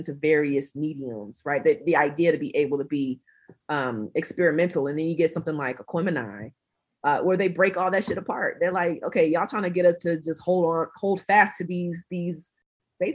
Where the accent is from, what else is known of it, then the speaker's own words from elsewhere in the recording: South Georgia, United States; I'm from Georgia. I'm from South Georgia